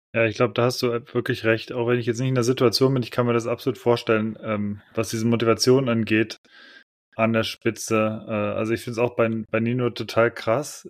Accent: Cologne, North Rhine-Westphalia, Germany; moved away; in meiner Heimatstadt in Köln

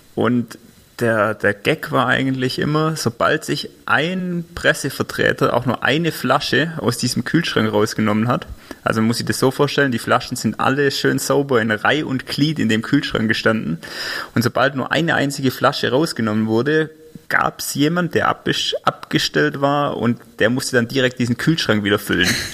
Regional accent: Albstadt, Baden-Württemberg, Germany; now in Tübingen, Germany; wir sind zwar in Albstadt aufgewachsen, unsere Eltern wohnen noch in Albstadt

